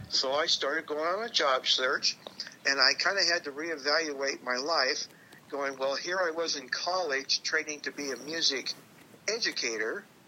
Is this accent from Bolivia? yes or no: no; Tacoma, Washington, United States; also born or lived in Ellensburg; I came back to Tacoma from Ellensburg